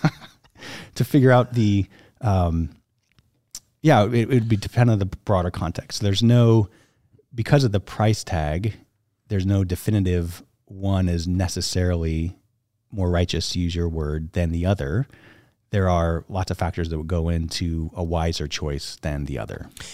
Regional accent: upstate New York, United States; also born or lived in Southern California; grew up in New York, graduated high school, and went to college in Rochester, New York

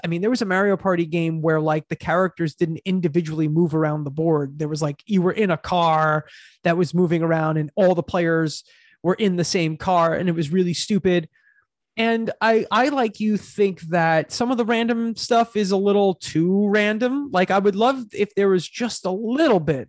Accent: Long Island, New York, United States; we're from Long Island

